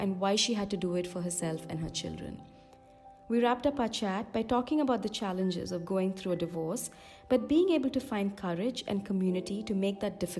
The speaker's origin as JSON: {"language": "English", "country": "India", "said": "I'm Indian, and divorce is especially taboo in our culture."}